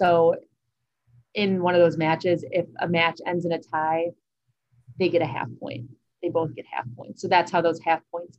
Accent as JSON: {"language": "English", "town": "Toledo", "region": "Ohio", "country": "United States", "tie": "born or raised there", "said": "I'm from Toledo and have played Inverness growing up."}